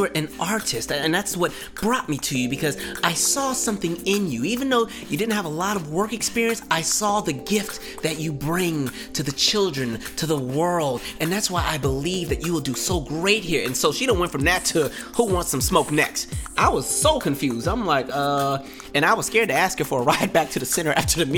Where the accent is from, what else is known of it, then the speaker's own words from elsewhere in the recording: West Coast, United States; moved away; I'm from the West Coast.